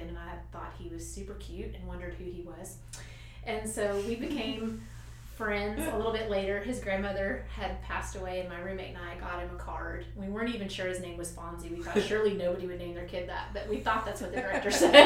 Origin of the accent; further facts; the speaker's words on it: Kentucky, United States; I grew up in Kentucky and in a smaller, I guess, town